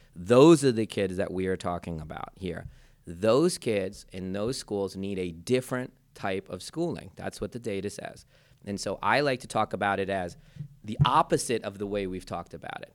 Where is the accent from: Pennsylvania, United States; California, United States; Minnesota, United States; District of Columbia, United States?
Pennsylvania, United States; Philadelphia; also born or lived in India; my hometown Philadelphia